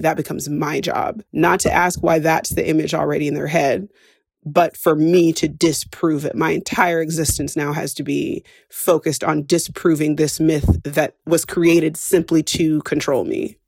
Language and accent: English; West Coast, United States; moved away as an adult; and I say this as an expat, I don't feel as American as when I'm outside of the country